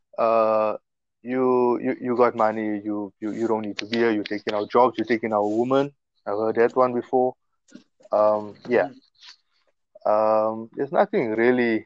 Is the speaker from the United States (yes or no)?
no; Mbombela, Mpumalanga, South Africa; I came from Rob Ferreira, like, in 1984